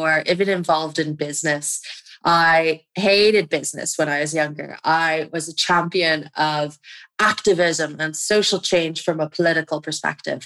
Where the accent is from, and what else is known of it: Dublin, Leinster, Ireland; also born or lived in Amsterdam